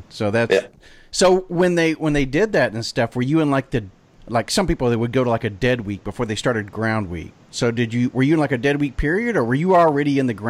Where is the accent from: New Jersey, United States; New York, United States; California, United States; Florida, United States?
Florida, United States; a little town not too far from Destin; When I was saying I'm from Florida, actually, I'm from a little town not too far away from Destin.